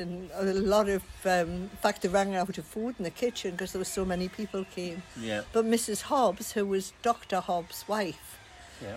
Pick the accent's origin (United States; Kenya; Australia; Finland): Australia; I was born in Australia in 19 whenever.